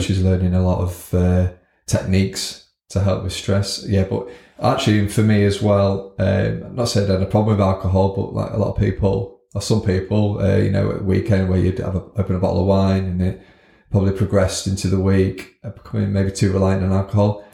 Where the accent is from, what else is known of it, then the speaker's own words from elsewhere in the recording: Scunthorpe, Yorkshire and the Humber, United Kingdom; born and bred in Scunthorpe.